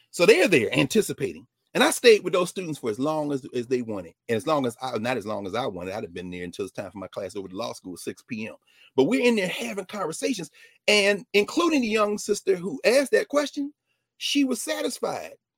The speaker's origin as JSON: {"language": "English", "town": "Nashville", "region": "Tennessee", "country": "United States", "tie": "born or raised there", "said": "my hometown of Nashville"}